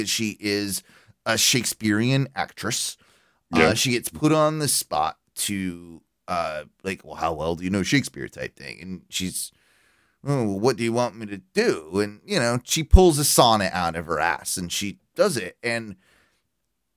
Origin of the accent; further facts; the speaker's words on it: United Kingdom; I'm British